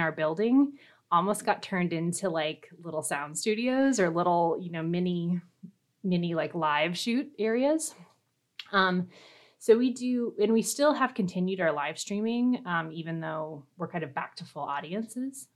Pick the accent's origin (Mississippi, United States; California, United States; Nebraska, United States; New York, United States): Nebraska, United States; Fremont; also born or lived in Minnesota; I'm originally from Fremont, Nebraska. So I'm, I am a native Nebraskan